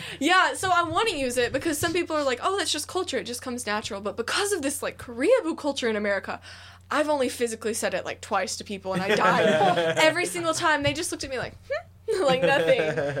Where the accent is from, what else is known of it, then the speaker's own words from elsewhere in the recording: United States; Because I'm American. I'm very secure in myself, and I want to be myself.